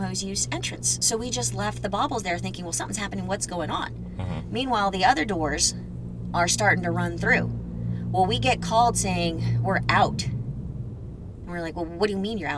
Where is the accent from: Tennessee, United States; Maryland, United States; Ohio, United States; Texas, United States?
Texas, United States; Houston; born and raised in Houston